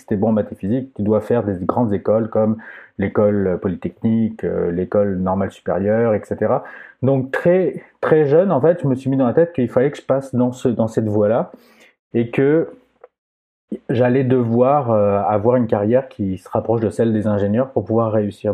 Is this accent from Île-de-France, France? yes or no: no; Aix-en-Provence, Provence-Alpes-Côte d'Azur, France; accent: French; moved away as an adult; now in Quebec, Canada; Je viens d'Aix-en-Provence